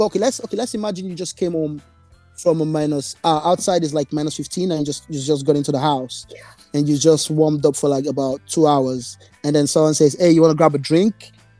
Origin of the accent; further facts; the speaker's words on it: Nigeria; now in Toronto, Canada; I'm Nigerian